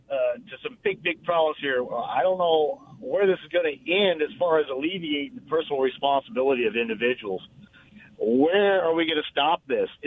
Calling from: Richland, United States; it's … from Richland.

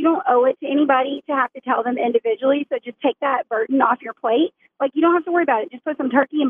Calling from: Bentonville, Arkansas, United States; calling from Bentonville.

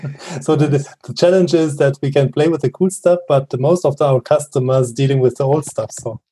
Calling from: Bochum, North Rhine-Westphalia, Germany; I'm joining from Bochum. That's quite next to Essen.

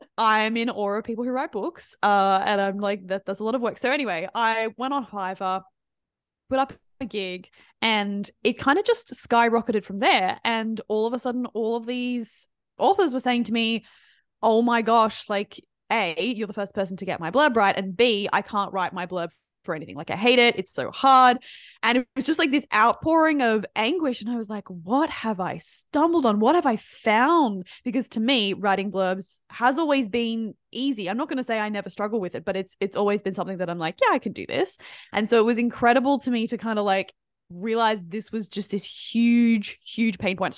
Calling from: Sydney, New South Wales, Australia; I'm tuning in from Sydney, Australia.

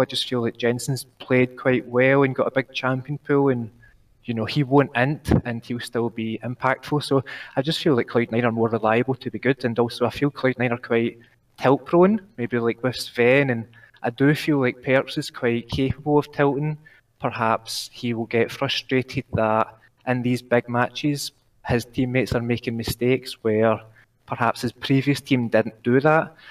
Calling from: Scotland, United Kingdom; I'm calling from Scotland. I live just outside of Glasgow

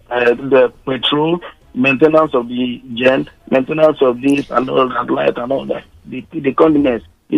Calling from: Ikoyi, Lagos, Nigeria; I'm calling from Ikoyi.

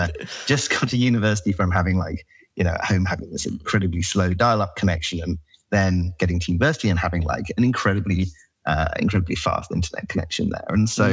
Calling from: San Francisco, California, United States; I'm in San Francisco, California.

